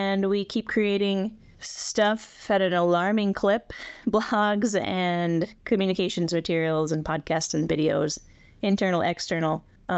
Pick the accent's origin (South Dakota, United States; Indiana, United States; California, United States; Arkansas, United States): South Dakota, United States; I was born here in the western part of the state and lived not too far from Rapid, about 45 miles, however far Lee Deadwood is, until I was like 11.